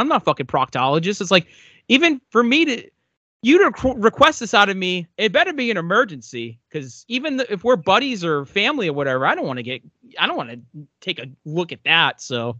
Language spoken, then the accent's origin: English; United States; I love being American